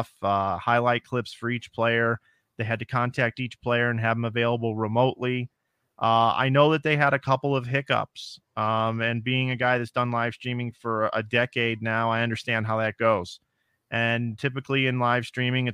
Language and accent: English; Midwest, United States; I was from the Midwest